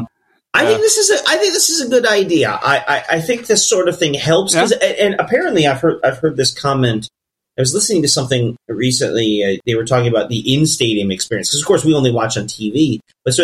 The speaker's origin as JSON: {"language": "English", "country": "United States", "said": "as an American sporting fan"}